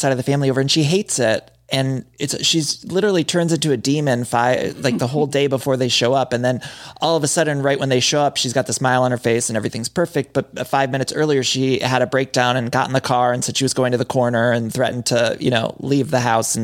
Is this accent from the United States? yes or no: yes; Midwest, United States; growing up in the Midwest